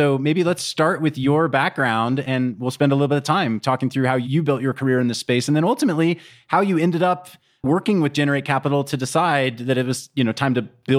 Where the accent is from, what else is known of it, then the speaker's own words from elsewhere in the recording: Kansas, United States; moved away; also born or lived in China; I was a kid from Kansas